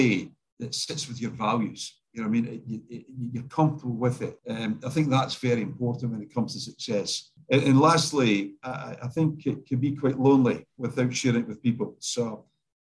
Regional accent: Scotland, United Kingdom; now in Australia; I'm Scottish

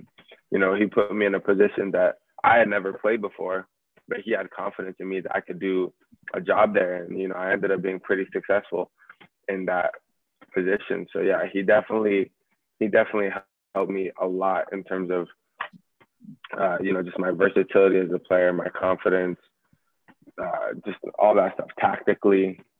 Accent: California, United States; now in England; Yeah, so I've never played in academy growing up in the States. So, you know, I just played club growing up all my life. And then when I came to England

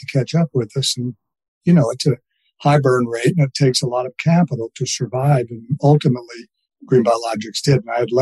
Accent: Missouri, United States; I'm from Missouri

